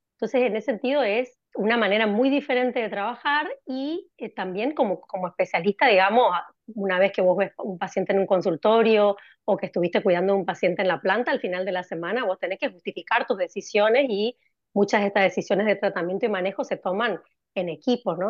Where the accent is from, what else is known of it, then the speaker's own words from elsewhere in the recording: Corrientes, Argentina; moved away as an adult; also born or lived in Spain / London, United Kingdom; now in Cambridge, United Kingdom; soy correntina, pero vivo en el exterior. Me fui de Argentina en el año 2002